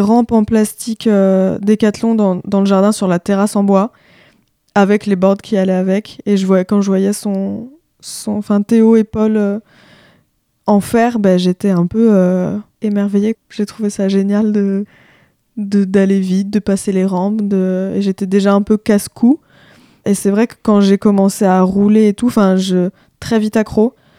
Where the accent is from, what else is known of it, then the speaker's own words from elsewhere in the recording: La Baule, Pays de la Loire, France; moi, je viens de la Baule. j'ai grandi avec ma mère et ma sœur en plein la boule